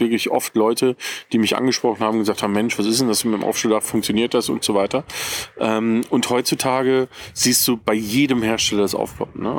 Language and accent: German; Ruhr area, North Rhine-Westphalia, Germany; now in Bavaria, Germany; ich komme ja nicht ursprünglich aus Bayern, ich wohne hier schon sehr, sehr lange, aber ich komme aus dem Ruhrgebiet